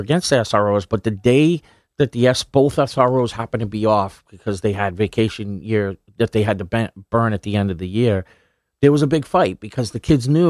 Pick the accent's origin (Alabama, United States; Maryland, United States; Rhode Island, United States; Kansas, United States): Rhode Island, United States; Yeah, I mean, I grew up in Rhode Island in a kind of like low-income neighborhood.